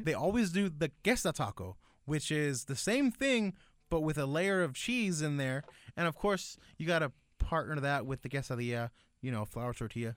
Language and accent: English; Lennox, California, United States; my elementary childhood up until, like, middle school. I grew up in Lenox.